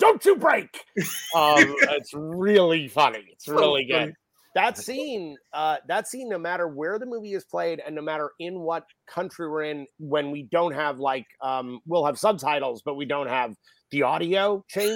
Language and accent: English; New York City, New York, United States; I grew up in Manhattan in New York